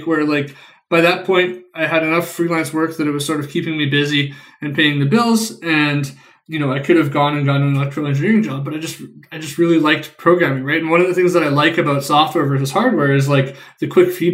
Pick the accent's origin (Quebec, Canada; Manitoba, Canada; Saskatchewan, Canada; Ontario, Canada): Manitoba, Canada; Winnipeg; I grew up and live in Winnipeg, Canada